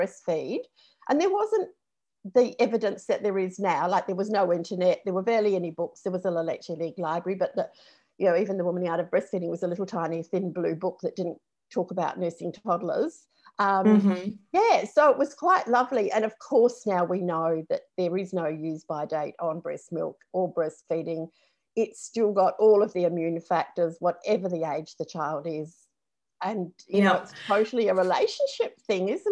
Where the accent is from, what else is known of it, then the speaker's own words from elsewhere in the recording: New Zealand; moved away as an adult; also born or lived in Melbourne, Australia; I'm actually from New Zealand.